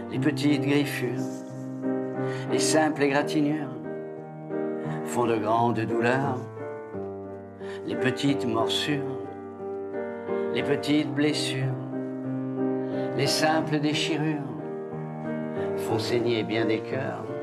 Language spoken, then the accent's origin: French; south-east, France; accent: south-east French; Moi, c'est sud-est.